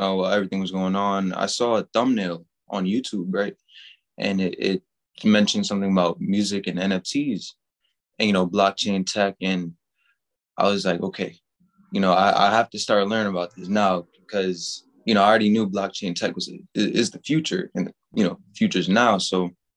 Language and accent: English; New York, United States; Born and raised in New York.